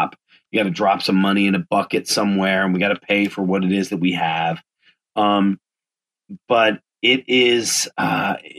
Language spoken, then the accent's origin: English; East Coast, United States; I'm from the East Coast